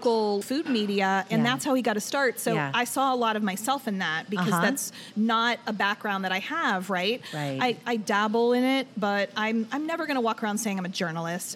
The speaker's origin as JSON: {"language": "English", "town": "Pittsburgh", "region": "Pennsylvania", "country": "United States", "tie": "born or raised there", "moved": "as an adult", "lives_now": "Cleveland, United States", "said": "I grew up in Pittsburgh."}